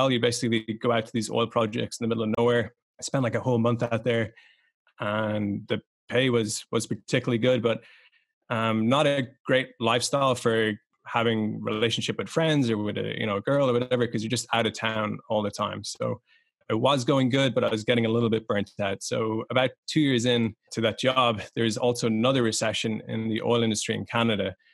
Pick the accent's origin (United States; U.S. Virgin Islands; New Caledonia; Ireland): Ireland; So I grew up in Ireland. Um, my whole family are kind of old tradesmen.